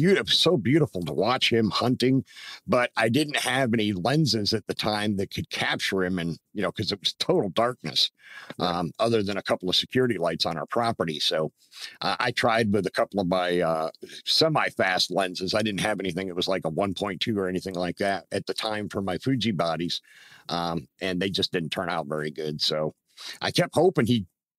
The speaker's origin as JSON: {"language": "English", "town": "Troy", "region": "Pennsylvania", "country": "United States", "tie": "born or raised there", "also_born_or_lived": "Atlanta area", "said": "growing up in Pennsylvania"}